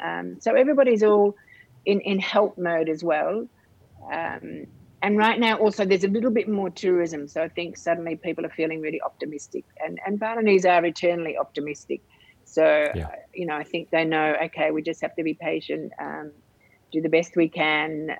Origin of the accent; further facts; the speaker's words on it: Australia; now in Indonesia; for me as an Australian